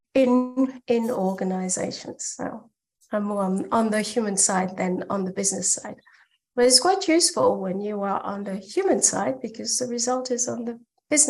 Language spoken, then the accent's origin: English; France; now in Germany; I'm French. I live in Germany